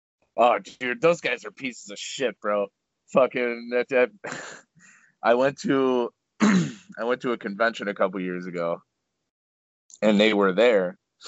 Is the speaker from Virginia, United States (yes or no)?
no; Buffalo, New York, United States; I'm from Buffalo.